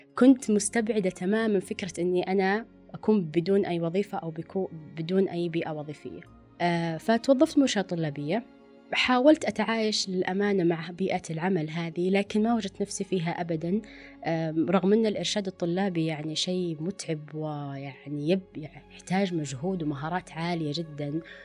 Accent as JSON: {"language": "Arabic", "town": "Riyadh", "region": "Riyadh Province", "country": "Saudi Arabia", "also_born_or_lived": "Dammam", "said": "أنا أصلا من الرياض ورحت الدمام"}